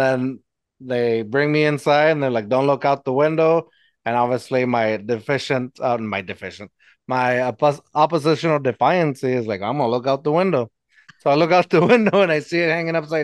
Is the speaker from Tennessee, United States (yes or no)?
no; Eagle Pass, Texas, United States; now in San Antonio, United States; my hometown, Eagle Pass